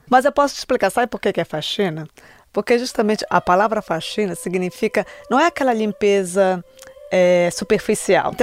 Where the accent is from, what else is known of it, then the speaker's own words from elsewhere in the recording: Brazil; now in United States; Eu não digo que eu sou americana, eu sou brasileira, eu amo meu país.